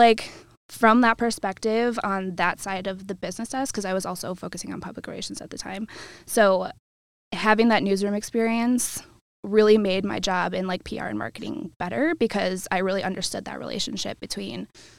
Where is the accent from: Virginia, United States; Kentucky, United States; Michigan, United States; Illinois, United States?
Illinois, United States; Tinley Park; moved away as an adult; also born or lived in Iowa City, Iowa; now in Cedar Rapids, United States; I'm from Tinley Park, south suburbs.